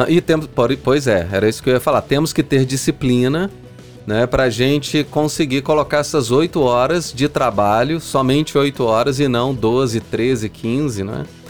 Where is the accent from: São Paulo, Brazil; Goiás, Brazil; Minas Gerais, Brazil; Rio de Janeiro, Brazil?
Minas Gerais, Brazil; São João del-Rei; eu sou de São João del Rei, eu fui criado naquela região